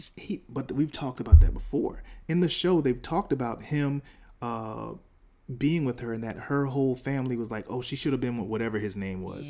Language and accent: English; the South, United States; I'm from the South